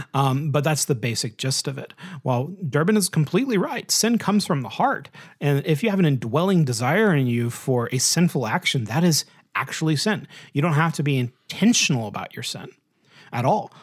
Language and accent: English; United States; being an American